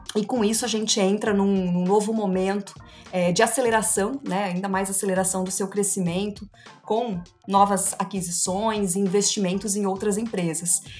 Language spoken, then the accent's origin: Portuguese; Joinville, Santa Catarina, Brazil; eu sou joinvilense, né? Quase uma raridade. Nasci, me formei na cidade de Joinville, sigo trabalhando por aqui.